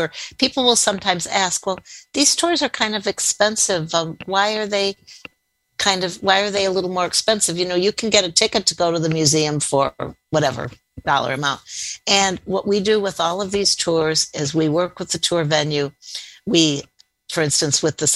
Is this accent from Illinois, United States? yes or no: yes; outside of Chicago, Illinois, United States; Growing up outside of Chicago, you know, we went there for many school field trips.